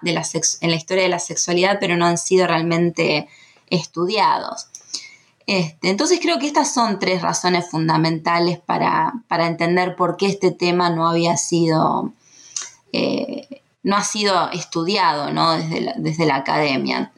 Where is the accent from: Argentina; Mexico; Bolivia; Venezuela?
Argentina